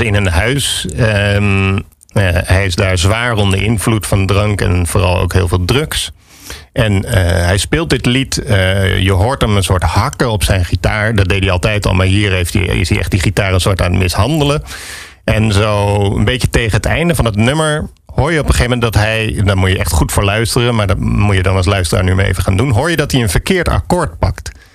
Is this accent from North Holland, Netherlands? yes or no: no; Alphen aan den Rijn, South Holland, Netherlands; also born or lived in Harderwijk / Amsterdam; now in Landsmeer, Netherlands; ik ben geboren in Harderwijk, maar op mijn derde ben ik naar, uh, naar Alphen verhuisd.